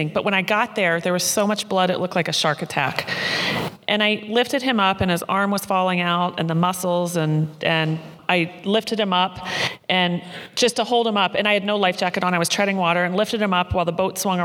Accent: Maryland, United States; moved away; I grew up in Maryland

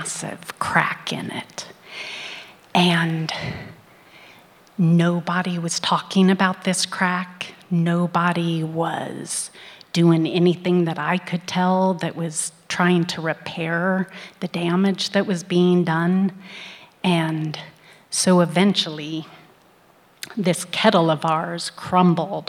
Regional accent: Midwest, United States; I was born in the Midwest in the early 60s

